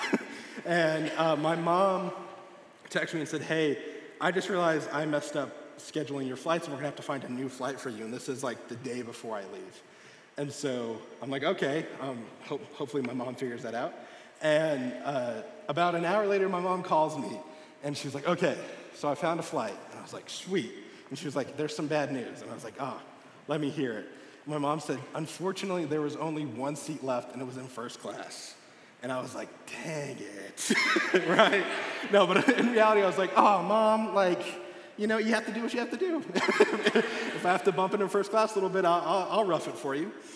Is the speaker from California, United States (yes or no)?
no; Texas, United States; now in Springfield, United States; I'm from Texas